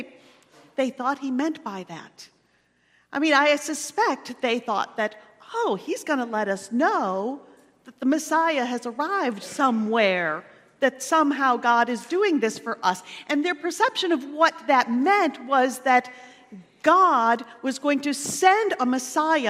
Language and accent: English; Pendleton, United States; Pendleton is my hometown.